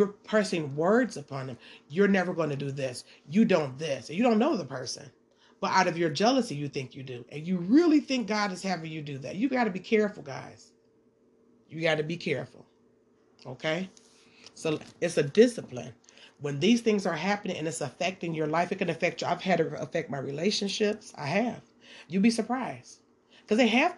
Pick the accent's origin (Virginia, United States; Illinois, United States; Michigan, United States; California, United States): Michigan, United States; Detroit; I'm from Detroit